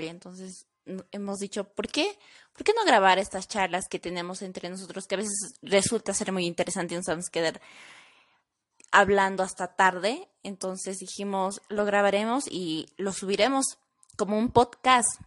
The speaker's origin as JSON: {"language": "Spanish", "country": "Bolivia", "moved": "as an adult", "lives_now": "Bogotá, Colombia", "said": "me encuentro de intercambio. Soy del país de Bolivia, actualmente estoy estudiando la carrera licenciatura en gastronomía en la Fundación Universitaria de San Mateo."}